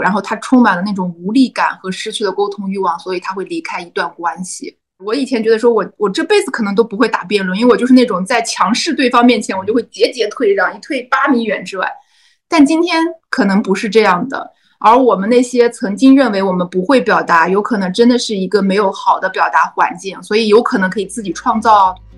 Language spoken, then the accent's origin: Chinese; Qingdao, Shandong, China; 因为我是青岛人，我在青岛日报投了一篇文章